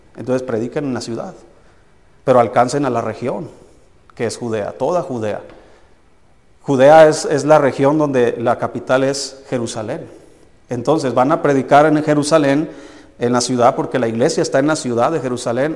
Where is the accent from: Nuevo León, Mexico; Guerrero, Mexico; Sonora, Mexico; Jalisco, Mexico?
Jalisco, Mexico; Tequila; moved away; mi pueblo se llama Tequila, Jalisco